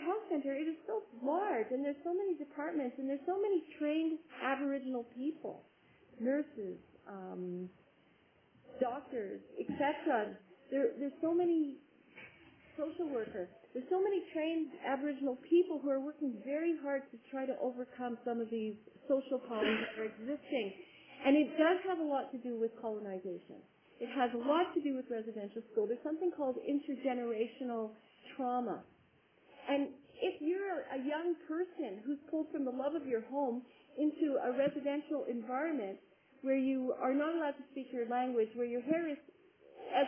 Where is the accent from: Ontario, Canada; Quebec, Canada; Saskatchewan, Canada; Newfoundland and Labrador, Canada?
Quebec, Canada; Montreal; moved away as an adult; also born or lived in Flin Flon, Manitoba; now in Alberta, Canada; I studied as a dietitian in Montreal. I am from Montreal